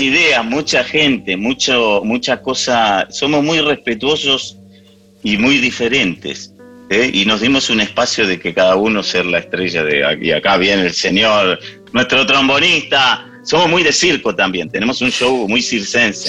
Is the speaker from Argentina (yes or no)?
yes; Argentina; first language English; Spanish is a second language; cuando vinimos a la Argentina, empecé a aprender el español